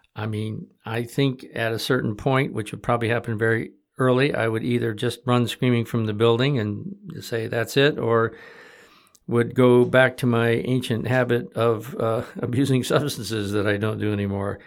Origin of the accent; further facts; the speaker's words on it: Michigan, United States; growing up in Michigan in the sixties